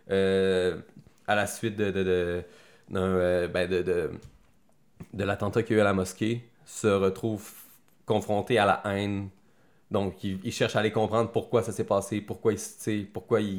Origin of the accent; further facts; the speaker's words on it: Quebec City, Quebec, Canada; j'ai grandi dans Saint-Jean-Baptiste